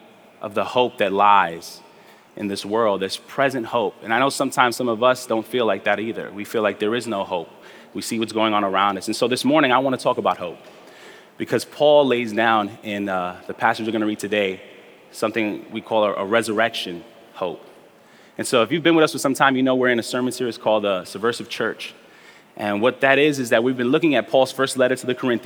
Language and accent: English; New York City, New York, United States; also born or lived in Spanish Harlem, Manhattan / Bay Ridge, Brooklyn / Sunset Park, Brooklyn; I was raised in Flatbush